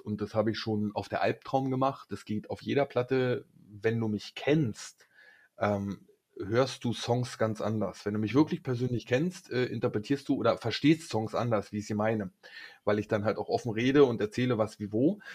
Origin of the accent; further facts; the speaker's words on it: Berlin, Germany; ich bin Urberliner